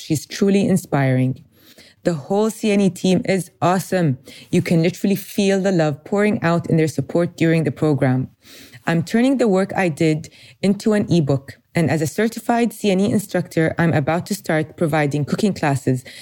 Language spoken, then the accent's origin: English; Kuwait; I'm from Kuwait.